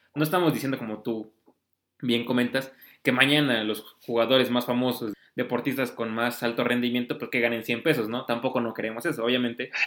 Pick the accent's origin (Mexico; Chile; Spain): Mexico